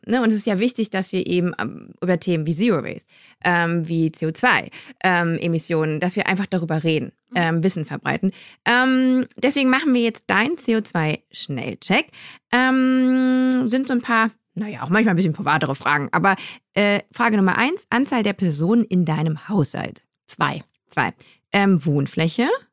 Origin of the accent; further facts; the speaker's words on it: Düsseldorf, North Rhine-Westphalia, Germany; moved away; ich komme aus, aus Düsseldorf, aus der mhm. Nähe. Und als Kind war ich immer in so einem Gewürzladen